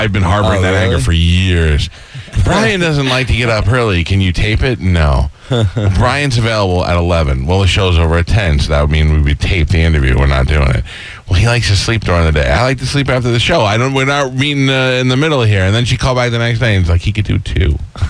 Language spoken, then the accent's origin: English; New York, United States; I'm from New York